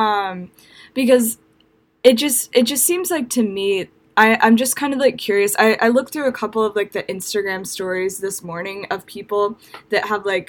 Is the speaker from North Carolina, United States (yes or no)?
no; Alabama, United States; I'm from the South, I'm from Alabama